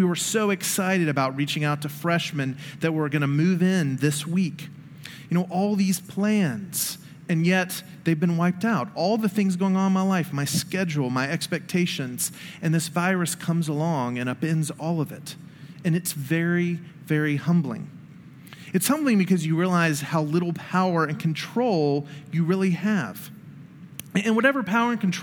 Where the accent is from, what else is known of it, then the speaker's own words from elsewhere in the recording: Memphis, Tennessee, United States; growing up in Memphis, one of the things you learn about, in elementary and high school is the yellow fever epidemic